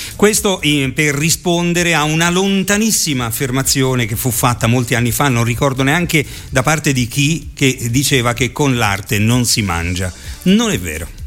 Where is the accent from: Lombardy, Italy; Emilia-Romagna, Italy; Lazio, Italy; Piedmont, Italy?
Lazio, Italy; Rome; moved away; sono di Roma